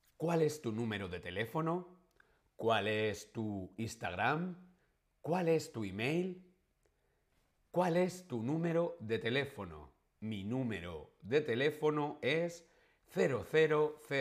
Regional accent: Madrid, Community of Madrid, Spain; now in Berlin, Germany; Yo soy español, de Madrid.

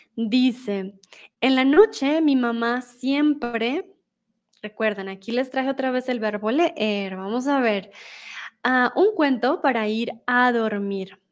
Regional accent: Colombia

